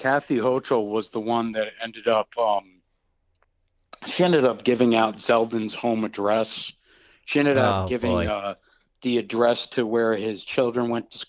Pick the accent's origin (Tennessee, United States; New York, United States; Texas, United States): New York, United States; moved away as an adult; in the state of New York, my hometown.